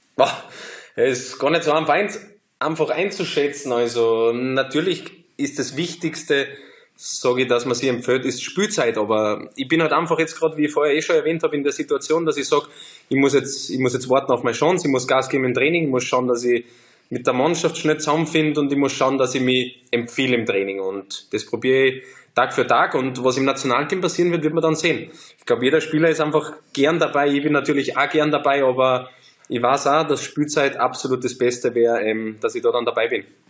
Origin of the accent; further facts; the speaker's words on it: Austria; moved away as an adult; also born or lived in France; now in Leverkusen, Germany; als Österreicher